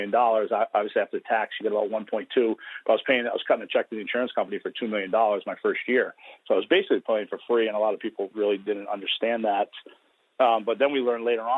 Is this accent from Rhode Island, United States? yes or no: yes; Woonsocket, Rhode Island, United States; I grew up in Woonsocket, Rhode Island